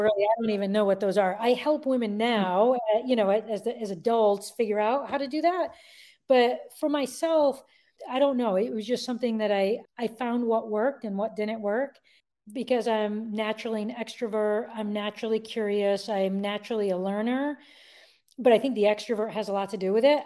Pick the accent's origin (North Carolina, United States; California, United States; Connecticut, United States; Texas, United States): Connecticut, United States; I was born and raised in Connecticut